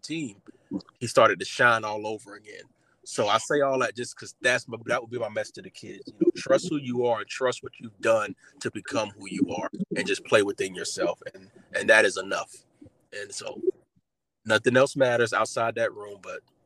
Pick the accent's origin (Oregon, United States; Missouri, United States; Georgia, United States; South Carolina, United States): South Carolina, United States; Orangeburg; I'm from South Carolina, Orangeburg, South Carolina, born and raised